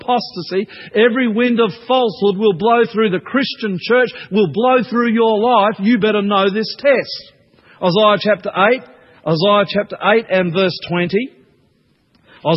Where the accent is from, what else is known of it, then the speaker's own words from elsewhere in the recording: Queensland, Australia; I grew up in Queensland